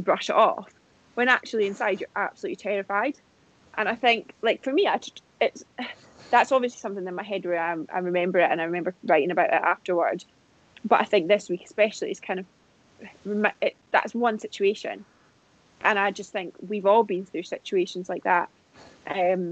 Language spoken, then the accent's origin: English; United Kingdom; moved away; I'm British